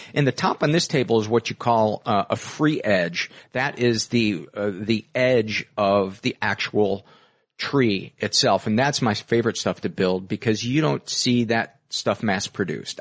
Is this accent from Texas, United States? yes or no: no; Homewood, Illinois, United States; south suburbs of Chicago